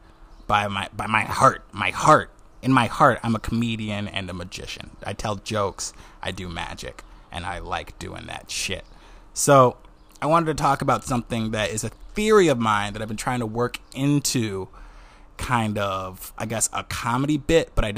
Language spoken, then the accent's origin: English; Wisconsin, United States; accent: Wisconsin; now in New York, United States; my Wisconsin accent